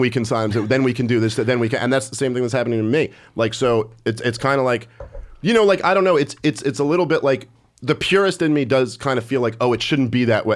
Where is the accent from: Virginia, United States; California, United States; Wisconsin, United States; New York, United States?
New York, United States; New York City; also born or lived in Oneonta, New York; I've never lived outside of New York.